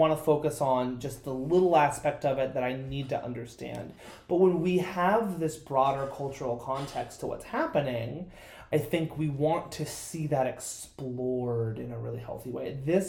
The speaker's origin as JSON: {"language": "English", "country": "United States", "said": "being an American and living in America"}